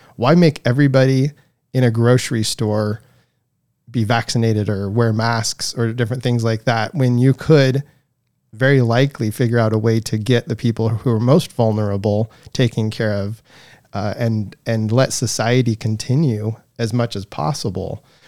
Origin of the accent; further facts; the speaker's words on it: Coeur d'Alene, Idaho, United States; also born or lived in Silver Valley, Idaho / St. Maries, Idaho; I was, uh, born and raised here in Idaho, uh, born in Saint Mary's, and I grew up in the Silver Valley.